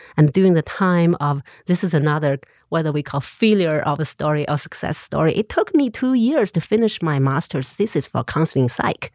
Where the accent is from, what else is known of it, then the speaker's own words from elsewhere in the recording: Xinxiang, Henan, China; English is a second language; moved away as an adult; also born or lived in Beijing / Montana, United States; now in Missoula, United States; I grew up in Xinjiang City. of two million people.